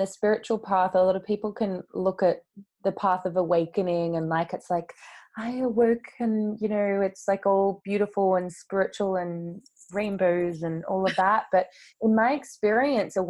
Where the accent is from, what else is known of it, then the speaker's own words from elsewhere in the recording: Australia; now in London, United Kingdom; being over in London where I live now, but I'm originally from Australia